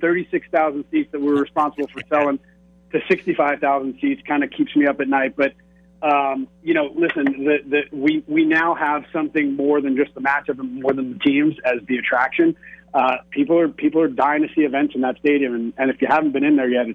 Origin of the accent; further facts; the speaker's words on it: Northeast, United States; growing up in the Northeast, we didn't know what college football was